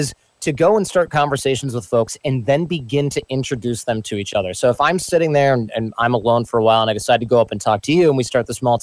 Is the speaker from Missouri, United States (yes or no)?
no; Michigan, United States; born or raised there